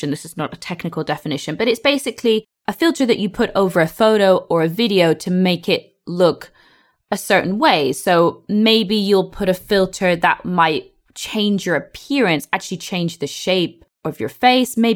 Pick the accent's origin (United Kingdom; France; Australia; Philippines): France; English is a second language; I'm from France and I want to say a big thank you. I improve my English with you every day.